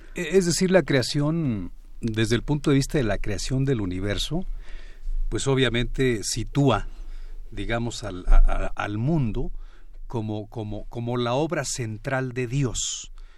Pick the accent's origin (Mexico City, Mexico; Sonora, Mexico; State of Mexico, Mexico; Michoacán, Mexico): Michoacán, Mexico; yo soy de Michoacán